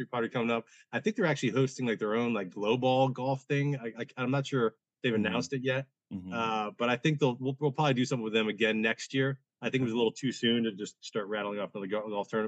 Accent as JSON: {"language": "English", "area": "Montgomery County", "region": "Maryland", "country": "United States", "said": "I'm from where you are, Montgomery County"}